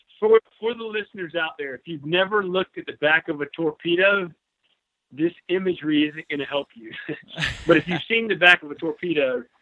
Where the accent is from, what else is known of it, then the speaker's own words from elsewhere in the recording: Greenville, South Carolina, United States; I'm from Greenville, South Carolina.